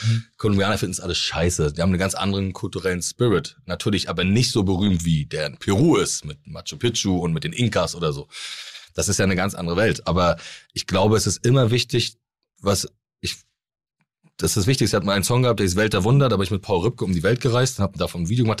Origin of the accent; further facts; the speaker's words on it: Rostock, Mecklenburg-Vorpommern, Germany; accent: Norddeutsch; Mein Opa war Fischer, mein Vater ist Seemann gewesen. Und äh, bei uns ist das einfach so, dass jeder angelt.